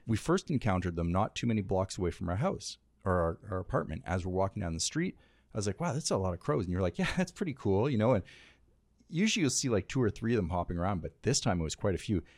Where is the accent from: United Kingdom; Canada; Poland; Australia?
Canada; now in United States; I'm a Canadian